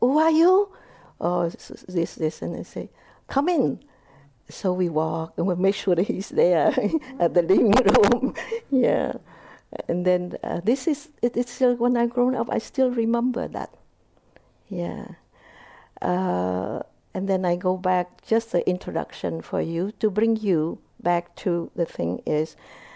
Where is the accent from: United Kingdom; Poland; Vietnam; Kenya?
Vietnam; English is a second language; moved away; I was born in Vietnam. My mother is Vietnamese. My father is Cambodian